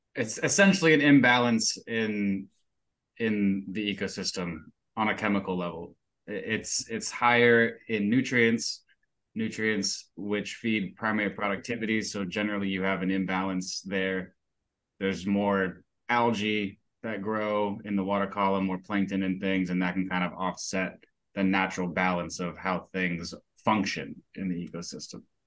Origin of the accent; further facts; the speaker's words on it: Daytona Beach, Florida, United States; I was born and raised in Daytona Beach, Florida. So I'm a Florida native.